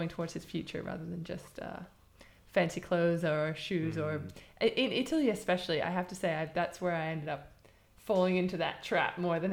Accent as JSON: {"language": "English", "region": "England", "country": "United Kingdom", "said": "I come from England"}